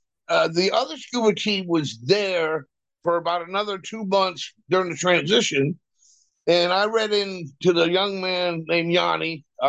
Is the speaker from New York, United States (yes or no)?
yes; New York City, New York, United States; moved away; also born or lived in Baltimore, Maryland; I'm from, you know, New York City. And I said, via Baltimore, Maryland.